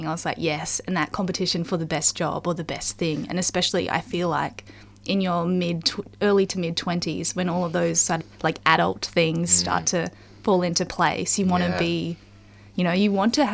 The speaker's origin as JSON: {"language": "English", "town": "Mission Beach", "region": "Queensland", "country": "Australia", "tie": "born or raised there", "also_born_or_lived": "Brisbane", "moved": "yes", "lives_now": "Sydney, Australia", "said": "I'm from North Queensland originally"}